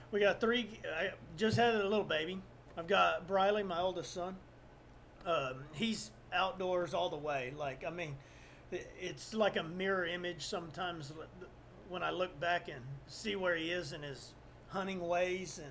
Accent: South Texas, United States; I'm from South Texas

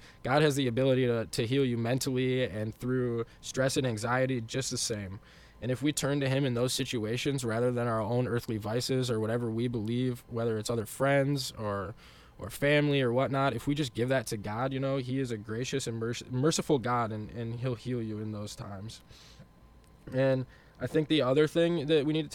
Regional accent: West Michigan, United States; growing up in West Michigan

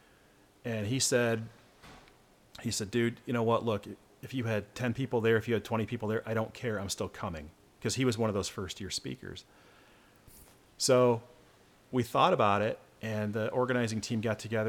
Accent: Michigan, United States; I'm from Michigan

